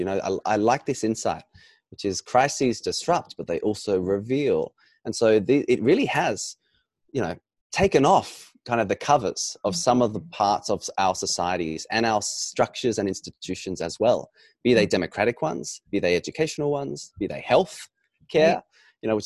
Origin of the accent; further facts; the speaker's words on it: Australia; being an Australian and born in Australia